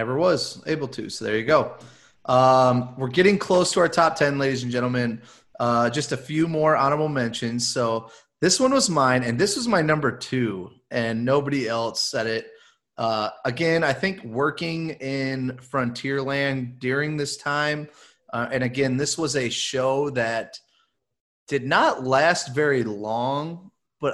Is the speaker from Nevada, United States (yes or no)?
no; Michigan, United States; I'm from Michigan. I got a weird accent.